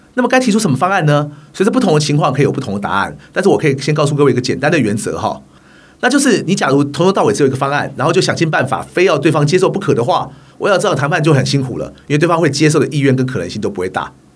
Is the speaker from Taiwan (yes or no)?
yes; Taiwan; 虽然我来自一个职业运动不如欧美发展得那么成熟的台湾